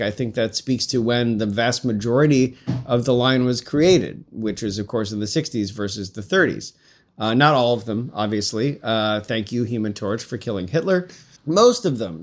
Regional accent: Syracuse, New York, United States; moved away; I'm from Central New York originally. We didn't have, I'm not from, I live, I grew up in Syracuse.

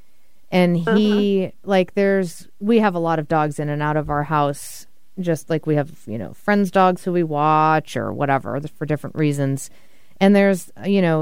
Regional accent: Massachusetts, United States; I'm from Massachusetts

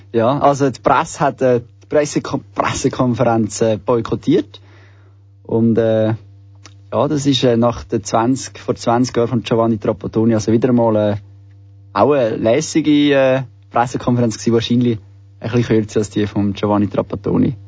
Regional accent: Switzerland; bei uns in der Schweiz

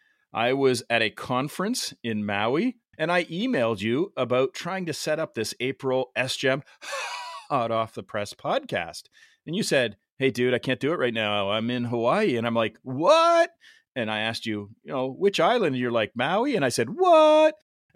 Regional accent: Canada; Yeah, as a Canadian, I've got... I got two colors, red and white.

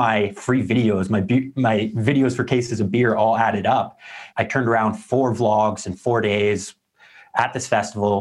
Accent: Canada

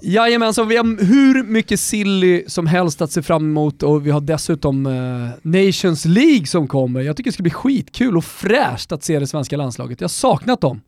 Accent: Botkyrka, Stockholm County, Sweden; Jag är uppvuxen med honom i norra Botkyrka ner till Salem eh, i, i, under hela 90-talet

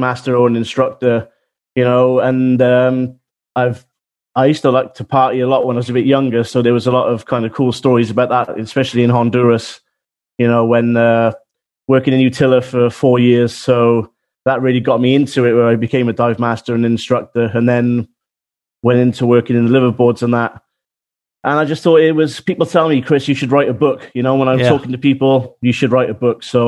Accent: Wales, United Kingdom; now in New Zealand; I'm actually from Wales in the UK

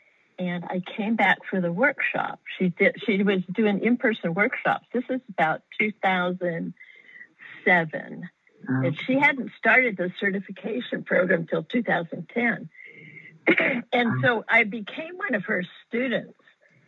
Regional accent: Austin, Texas, United States; And I'm from Austin, Texas.

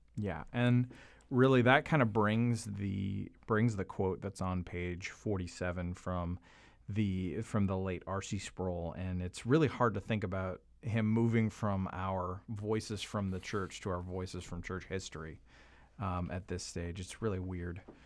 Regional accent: Canada; now in United States; a Canadian who lives in America

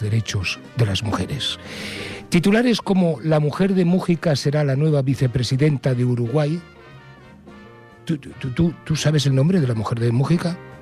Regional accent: Spain; somos españoles con castañuelas y pandereta

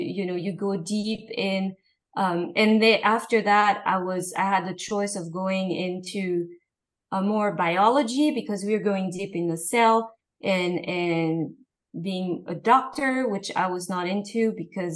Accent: Paris, Île-de-France, France; moved away; I grew up in Paris, in the fashion world.

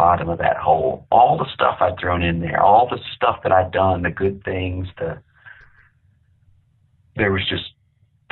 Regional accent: Amarillo, Texas, United States; I grew up in Amarillo, Texas

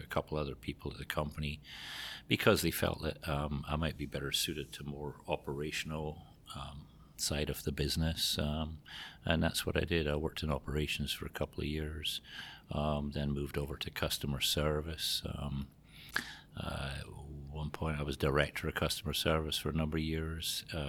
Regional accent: Scotland, United Kingdom; moved away as an adult; also born or lived in Greece / Portugal / Spain / England; now in Iowa, United States; you might have picked it up from the accent, but not from around here. I was born and raised in Scotland.

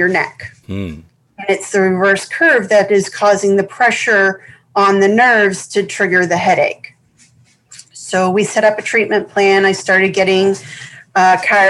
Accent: Massachusetts, United States; I grew up in Massachusetts, so that was my primary, it was where I spent most of my youth, was in Mass.

